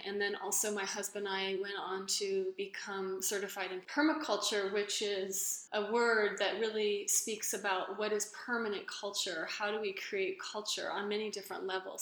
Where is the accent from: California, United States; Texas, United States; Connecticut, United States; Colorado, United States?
California, United States; Los Angeles; growing up in Los Angeles in the 80s